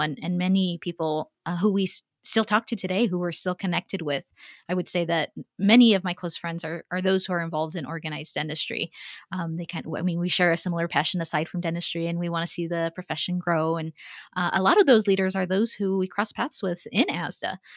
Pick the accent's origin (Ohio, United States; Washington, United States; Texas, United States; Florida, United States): Texas, United States; also born or lived in Houston; as a Texan, and, and you know, having lived in Houston for a few years